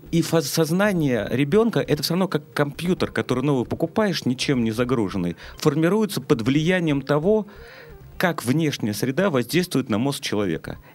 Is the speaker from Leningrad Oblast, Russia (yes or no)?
no; Saint Petersburg, Russia; я как бы жил как обычный петербуржец, ленинградец. Мы выросли